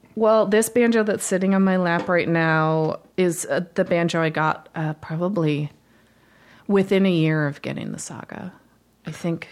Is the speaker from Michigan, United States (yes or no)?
yes; Holland, Michigan, United States; I grew up in Michigan, um, in Holland